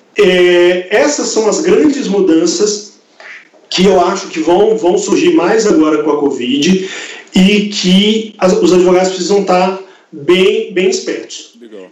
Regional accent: Belo Horizonte, Minas Gerais, Brazil; also born or lived in Campo Grande; Eu sou de Belo Horizonte, me mudei para lá

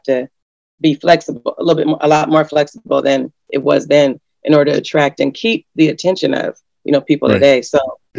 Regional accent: Los Angeles, California, United States; now in Alaska, United States; growing up around Los Angeles, and then my mom came here

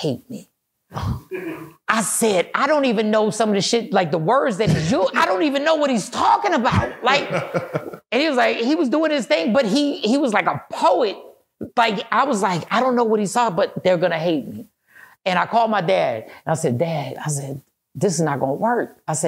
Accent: East Coast, United States; moved away as an adult; now in Texas, United States; I'm from the East Coast

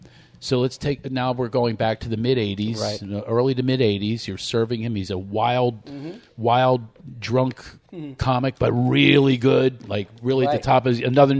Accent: East Coast, United States; moved away as an adult; now in Los Angeles, United States; I grew up back east, and that's where my career started as well.

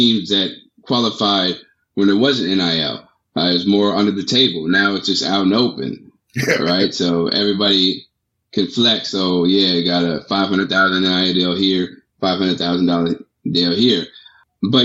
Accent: Washington, District of Columbia, United States; I was born and raised in Washington, D.C.

